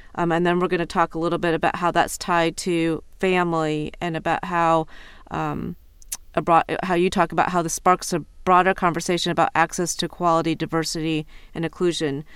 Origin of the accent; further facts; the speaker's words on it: Iowa, United States; moved away as an adult; now in Ohio, United States; growing up in Iowa